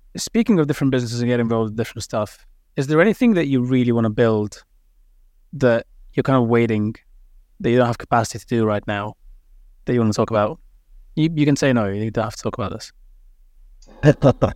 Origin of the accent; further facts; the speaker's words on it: London, United Kingdom; also born or lived in Cardiff; I grew up in London, obviously